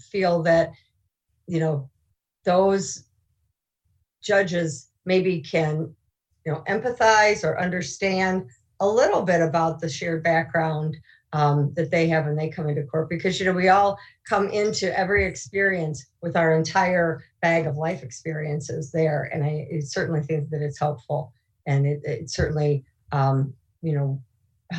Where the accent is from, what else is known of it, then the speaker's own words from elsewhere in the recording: Illinois, United States; It's still my hometown